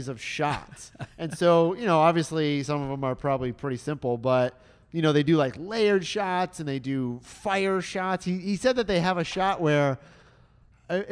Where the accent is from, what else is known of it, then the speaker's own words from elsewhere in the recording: Detroit, Michigan, United States; now in Orlando, United States; I grew up in Detroit